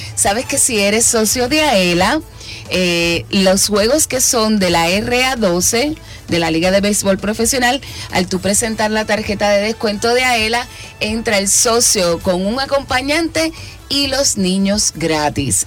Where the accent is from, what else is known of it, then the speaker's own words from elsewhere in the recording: Puerto Rico; así como muchos puertorriqueños